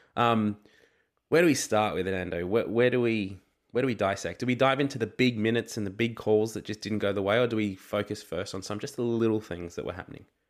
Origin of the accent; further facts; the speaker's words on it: Australia; as an Australian rugby fan